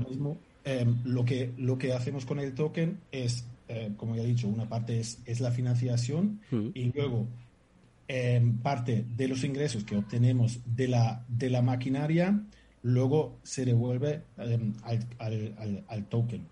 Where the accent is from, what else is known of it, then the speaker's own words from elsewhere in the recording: Germany; Spanish is a second language; moved away as an adult; now in Fuerteventura, Spain; Soy alemán